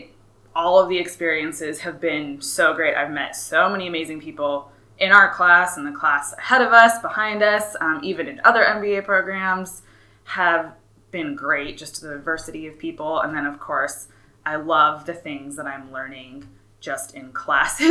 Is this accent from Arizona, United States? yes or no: yes; Flagstaff, Arizona, United States; moved away; growing up in Flagstaff